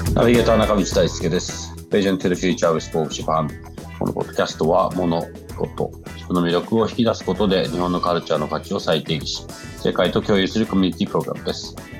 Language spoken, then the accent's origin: Japanese; London, United Kingdom; 本当に僕ずっとロンドンで育ったんで、今もロンドンいますけど